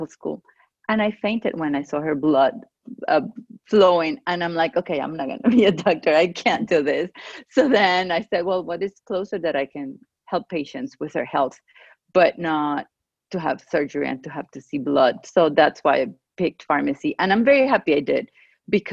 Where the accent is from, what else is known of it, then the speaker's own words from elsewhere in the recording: Venezuela; first language Spanish; English is a second language; moved away as an adult; also born or lived in Georgia, United States; now in United States; I grew up in Venezuela, in South America. I lived there until I was 30 years old, and I got married and we moved here because of his job.